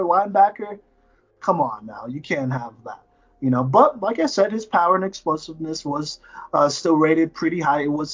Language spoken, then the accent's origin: English; Texas, United States; moved away; I grew up in Texas